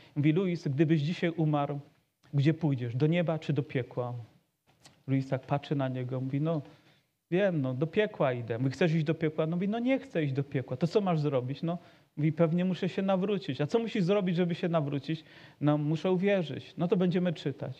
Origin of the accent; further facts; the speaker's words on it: Poland; urodziliśmy się w narodzie, gdzie chrześcijaństwo po prostu wysysa się z mlekiem matki